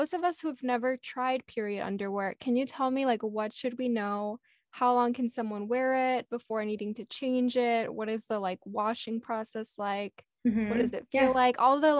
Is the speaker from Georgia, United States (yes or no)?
no; Texas, United States; I'm from Texas, so I'm used to it